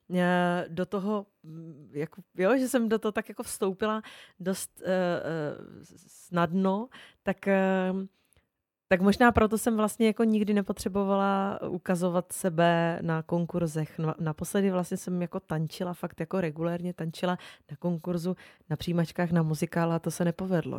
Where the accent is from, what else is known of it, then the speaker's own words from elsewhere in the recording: Olomouc, Olomouc Region, Czechia; já jsem z Olomouce, to je moje rodné město